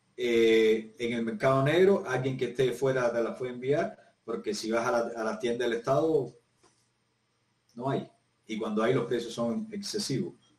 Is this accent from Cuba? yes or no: yes; Cuba; moved away as an adult; now in Chile; yo soy cubano